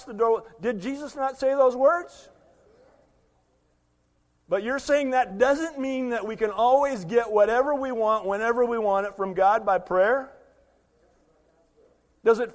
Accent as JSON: {"language": "English", "country": "United States", "said": "we make as American Christians"}